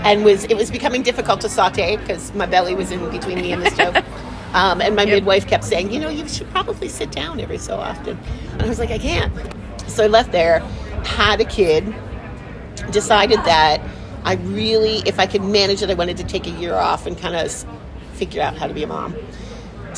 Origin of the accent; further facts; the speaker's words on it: Pittsburgh, Pennsylvania, United States; in the North Hills, Aetna and Shaler.